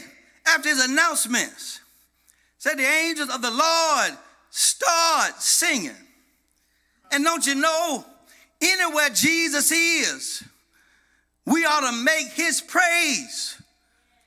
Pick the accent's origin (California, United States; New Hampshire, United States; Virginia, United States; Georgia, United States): Georgia, United States; Madison County; When I was a little bitty boy growing up in Madison County, Georgia, little bitty church called Springfield